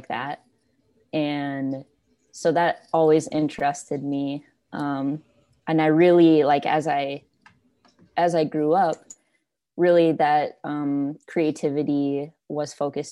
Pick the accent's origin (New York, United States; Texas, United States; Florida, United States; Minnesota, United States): Minnesota, United States; also born or lived in Wisconsin; I kind of spent, 50% of my time in Minnesota and 50% of my time in Wisconsin